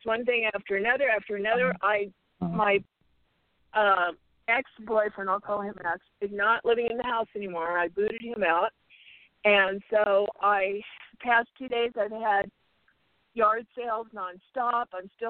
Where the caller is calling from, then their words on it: Arizona, United States; I'm calling from Arizona.